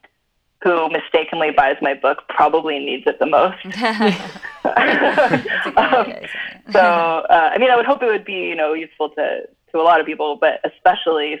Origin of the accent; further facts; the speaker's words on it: Cupertino, California, United States; I'm from Cupertino. I'm like from the middle of Silicon Valley.